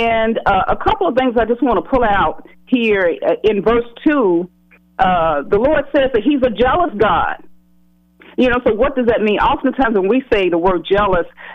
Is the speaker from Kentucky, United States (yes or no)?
yes; Louisville, Kentucky, United States; growing up in West Louisville, right on Broadway